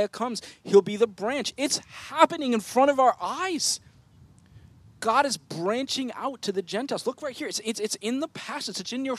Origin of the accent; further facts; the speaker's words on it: United States; us as American Christians